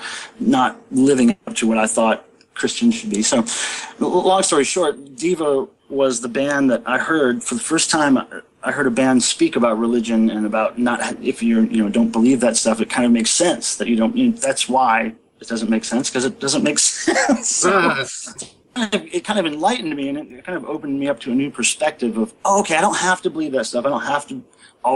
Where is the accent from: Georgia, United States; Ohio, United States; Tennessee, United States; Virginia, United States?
Ohio, United States; Stow; I was born in Stowe, right outside of Akron. Back then I was going to Catholic school